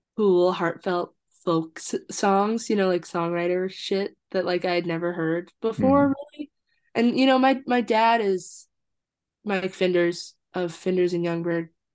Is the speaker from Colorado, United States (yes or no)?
yes; Fort Collins, Colorado, United States; also born or lived in Wisconsin / Iowa City, Iowa / Longmont, Colorado / Austin, Texas; I was born in Wisconsin, but then moved to Iowa City and spent my whole childhood in Iowa City, but then moved to Fort Collins when I was like 10. So like half of childhood in Iowa and then mm-hmm. half in Fort Collins, Colorado.